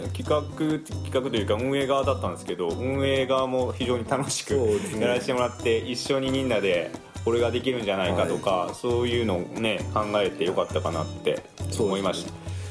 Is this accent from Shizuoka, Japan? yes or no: no; Yosano, Kyoto, Japan; now in Yokohama, Japan; 町出身で今横浜在住なんですけども